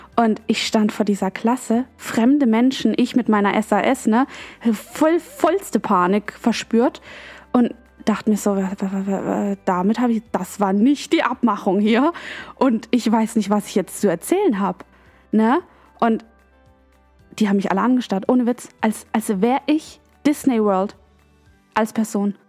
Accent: Germany; Ich bin in Deutschland aufgewachsen, geboren und bin das deutsche Dasein und das deutsche Verhalten gewöhnt.

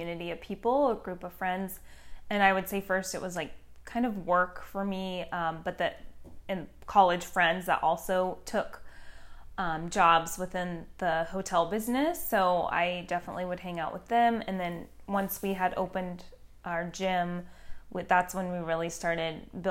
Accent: Battle Ground, Washington, United States; moved away as an adult; also born or lived in Portland, Oregon / Vancouver, Washington; I was born in Portland, Oregon, lived in Vancouver, Washington until I was 5, and then we moved to a small country town in Washington called Battleground

